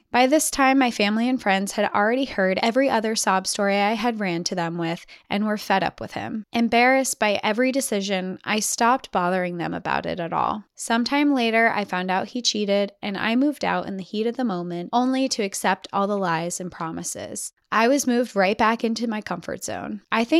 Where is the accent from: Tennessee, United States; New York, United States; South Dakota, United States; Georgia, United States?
Georgia, United States; also born or lived in Colorado; I was born in Colorado, where both sides of our family would come together in the mountains for picnics and a dip in the river, but that was it. I was raised in Georgia